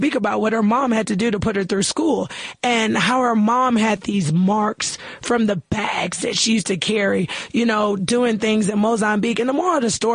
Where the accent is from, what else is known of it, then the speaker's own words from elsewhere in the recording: United States; as an American